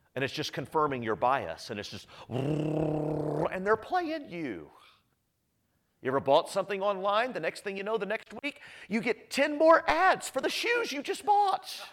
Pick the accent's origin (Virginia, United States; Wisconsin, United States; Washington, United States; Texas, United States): Texas, United States; Austin; I grew up in Northwest Austin, grew up in Texas, Northwest Austin